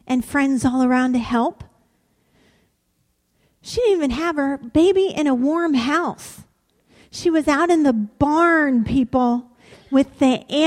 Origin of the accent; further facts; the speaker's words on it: Warren, Ohio, United States; I'm from Warren, Ohio. It's where I grew up. With the exception of 5 years of my life, this is the only place I've ever lived.